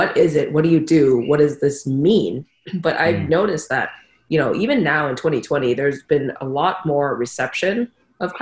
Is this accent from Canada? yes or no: no; Bangkok, Thailand; I grew up in Bangkok, you know, hustle and bustle of Bangkok. Went to an international school there